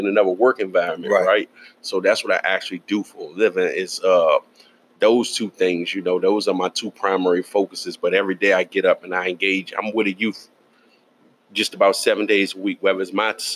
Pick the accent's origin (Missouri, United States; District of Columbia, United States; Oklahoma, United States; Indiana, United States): District of Columbia, United States; Washington; I was born and raised in Northwest, right? And I was there pretty much my whole life.